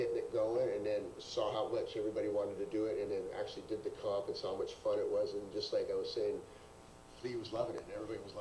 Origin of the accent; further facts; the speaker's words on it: Santa Cruz, California, United States; I'm from Santa Cruz